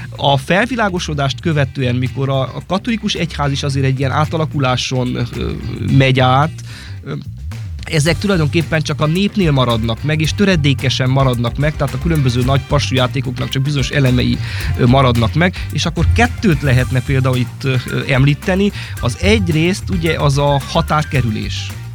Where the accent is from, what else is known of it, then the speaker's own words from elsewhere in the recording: Sáromberke, Mureș County, Romania; a saját szülőfalumban, Sáronbergként